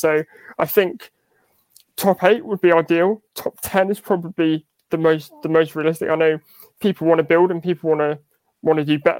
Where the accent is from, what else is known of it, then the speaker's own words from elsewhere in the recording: Yorkshire and the Humber, United Kingdom; I grew up in North Yorkshire. Needless to say, there weren't many Aston Villa fans in North Yorkshire.